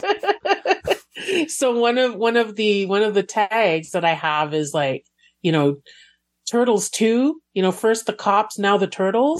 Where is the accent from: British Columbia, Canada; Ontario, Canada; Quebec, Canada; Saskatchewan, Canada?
Quebec, Canada; Montreal; I grew up in Montreal